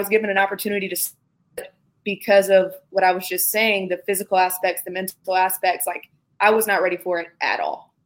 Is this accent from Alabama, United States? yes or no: yes; Birmingham, Alabama, United States; I'm from Birmingham, which is about 45 minutes away from Tuscaloosa